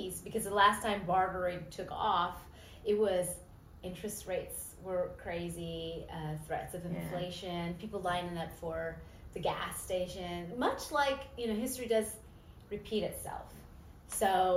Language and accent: English; Los Angeles, California, United States; now in Memphis, United States; I'm an LA girl, and I love the grit here